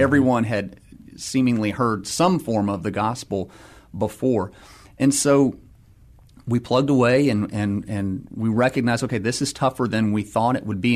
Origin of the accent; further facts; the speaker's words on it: Atlanta, Georgia, United States; moved away as an adult; also born or lived in San Diego, California / Pittsburgh, Pennsylvania; now in San Antonio, United States; I'm originally from Atlanta, Georgia, so grew up there